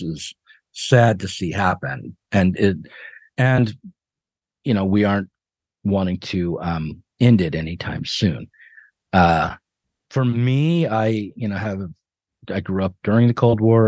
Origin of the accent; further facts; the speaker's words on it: United States; as an American